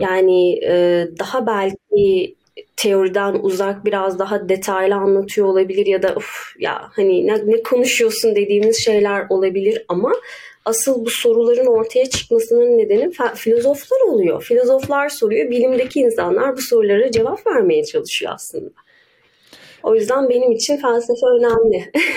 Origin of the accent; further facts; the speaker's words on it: Ankara, Turkey; Ankaralıyım. Ankara'da doğdum daha doğrusu.